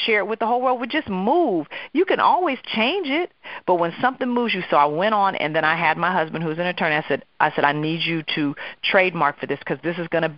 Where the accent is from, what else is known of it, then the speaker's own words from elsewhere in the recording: Oakland, California, United States; moved away as an adult; now in New York, United States; I was actually transitioning from Oakland, California, where I was born and raised, go Oaktown, to New York